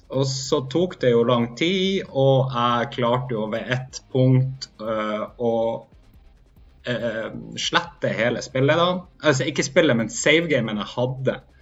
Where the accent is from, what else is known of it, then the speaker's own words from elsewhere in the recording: Hammerfest, Troms og Finnmark, Norway; er fra Hammerfest, og jeg er fortsatt finnmarking